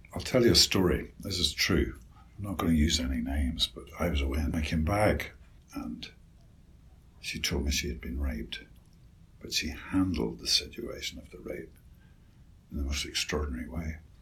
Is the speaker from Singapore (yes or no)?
no; Northern Ireland, United Kingdom; I grew up in Ar-, Northern Ireland and the Troubles